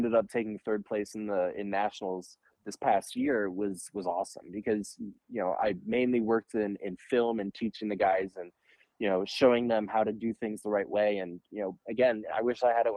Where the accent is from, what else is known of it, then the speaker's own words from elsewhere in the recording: Minneapolis, Minnesota, United States; I grew up in Uptown, ended up playing youth hockey in the Minneapolis program